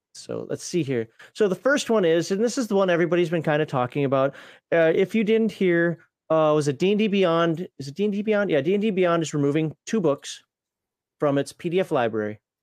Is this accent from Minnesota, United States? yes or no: yes; Minnesota, United States; as a Minnesotan